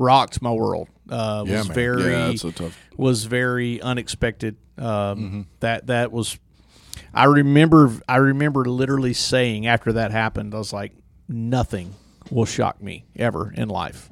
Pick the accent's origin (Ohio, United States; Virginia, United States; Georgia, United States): Georgia, United States; Douglasville; I was born and raised in Douglas County, Douglasville